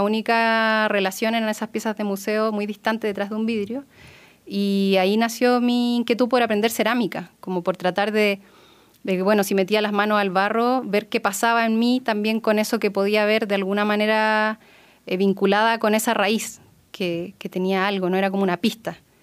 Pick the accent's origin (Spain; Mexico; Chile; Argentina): Chile; Elqui Valley, Coquimbo; now in Aconcagua Valley, Chile; nací ahí y luego toda mi infancia la tuve en el Valle del Elqui